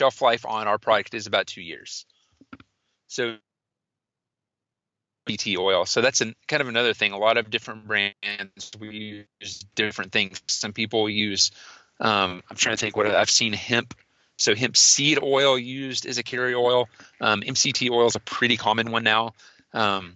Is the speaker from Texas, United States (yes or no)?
yes; Austin, Texas, United States; I'm from Austin